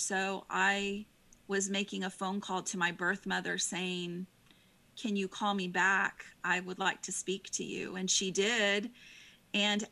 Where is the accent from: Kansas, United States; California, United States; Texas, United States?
Texas, United States; Austin; I was born in Austin, which is, you know, the keep it weird capital of the world